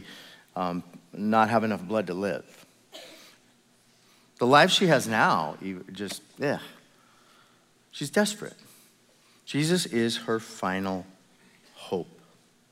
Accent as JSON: {"language": "English", "country": "United States", "said": "I'm American"}